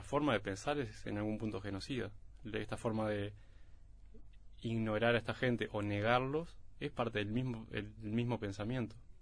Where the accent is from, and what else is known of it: Uruguay